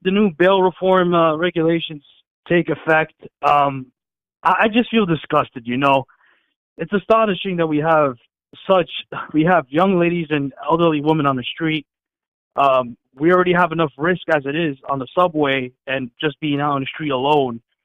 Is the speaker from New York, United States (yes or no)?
yes; New York City, New York, United States; I'm born and raised in the Bronx